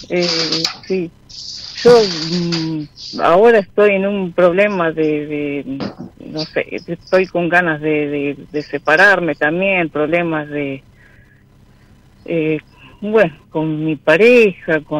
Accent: Ataliba Roca, La Pampa, Argentina; no, no, no, eh, es una localidad chica de Ataliba Roca.

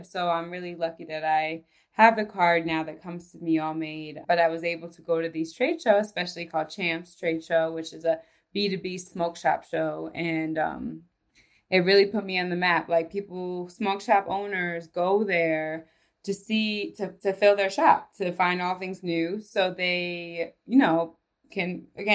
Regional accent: New York, United States; moved away as an adult; now in Denver, United States; I'm from New York

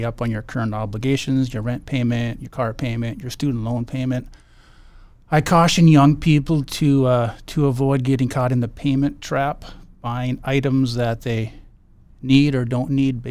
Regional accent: Bismarck, North Dakota, United States; also born or lived in Dickinson, North Dakota / Grand Forks, North Dakota; I was born in Dickinson, North Dakota. We actually moved to Bismarck when I was young in first grade. So I grew up in Bismarck

